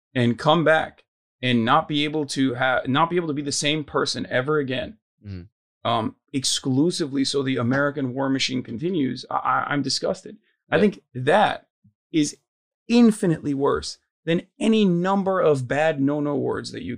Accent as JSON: {"language": "English", "country": "Turkey", "tie": "born or raised there", "also_born_or_lived": "United States (born)", "moved": "as an adult", "lives_now": "United States", "said": "I grew up in Turkey my entire life until I was 18, and then I came to America when I was"}